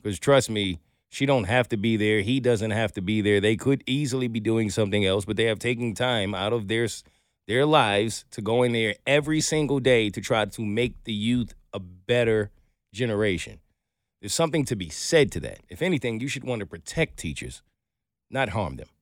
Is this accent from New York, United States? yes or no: yes; New York City, New York, United States; I grew up in Brooklyn